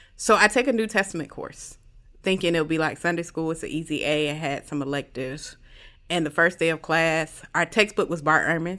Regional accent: Jacksonville, Florida, United States; I'm from Jacksonville, Florida, uh, the best place to live in the world

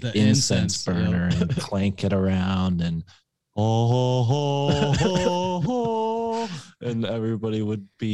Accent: New England, United States; I grew up in New England

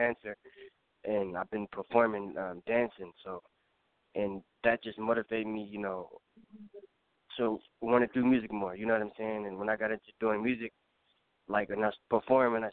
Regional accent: Bay Area, California, United States; I'm from California, from the Bay Area.

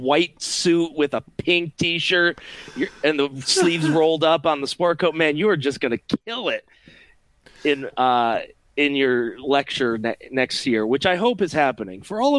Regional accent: Rochester, New York, United States; moved away as an adult; now in Middletown, Ohio, United States; I was born and raised in Rochester, New York, and I'm proud of where I came from. While I have since moved to greener pastures and found happiness in the flyover states, I still have a certain fondness for the Flower City

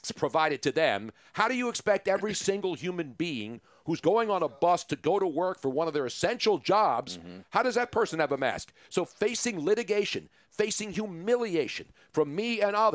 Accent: Philadelphia, Pennsylvania, United States; this city because it's my hometown.

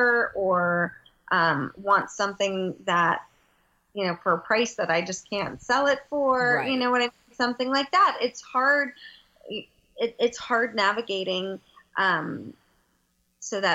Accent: Houston, Texas, United States; now in Los Angeles, United States; I'm from Houston. Right. I live

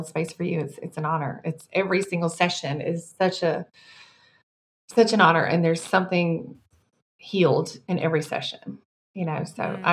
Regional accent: Mississippi, United States; dire poverty growing up in Mississippi on food stamps and welfare

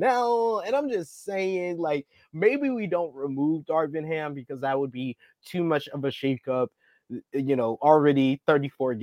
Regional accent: New York City, New York, United States; I grew up in Harlem

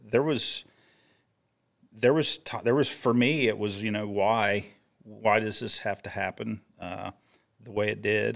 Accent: Grafton, West Virginia, United States; I was in that family circle of my hometown in Little Grafton, West Virginia

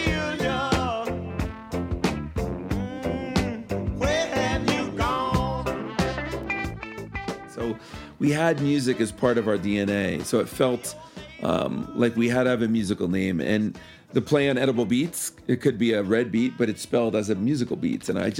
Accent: New York City, New York, United States; moved away as an adult; also born or lived in Key West; now in Denver, United States; I am originally from New York, as I'm sure my accent might still reveal. And I was born and raised there until I was almost 30

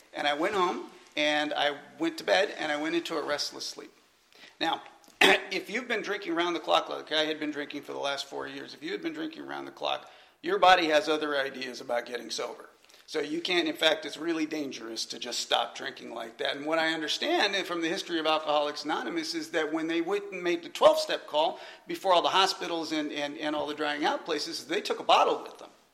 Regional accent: California, United States; moved away as an adult; also born or lived in Atlanta, Georgia; I was originally from California

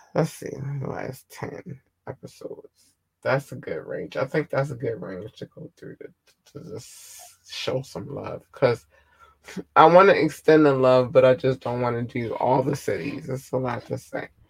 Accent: United States; I'm an American

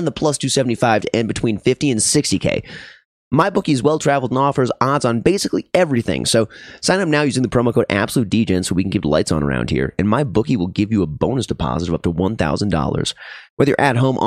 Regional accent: Minnesota, United States; now in Denver, United States; I'm from Minnesota

